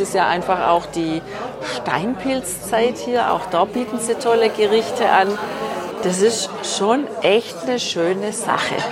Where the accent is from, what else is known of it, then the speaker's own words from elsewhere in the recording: Germany; zu Hause bei uns in Deutschland